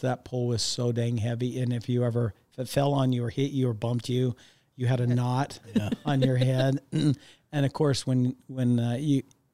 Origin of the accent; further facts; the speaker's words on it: Sandy, Utah, United States; I still have some great memories growing up in Sandy, Utah